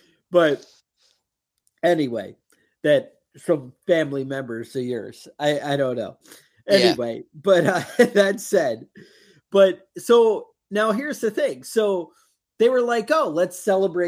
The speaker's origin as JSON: {"language": "English", "country": "United States", "said": "we're American."}